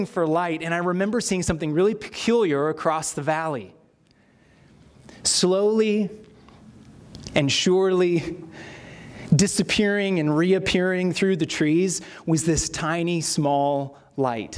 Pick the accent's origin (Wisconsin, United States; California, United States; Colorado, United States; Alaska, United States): California, United States; Sierra Nevada; Sierra is where I grew up in California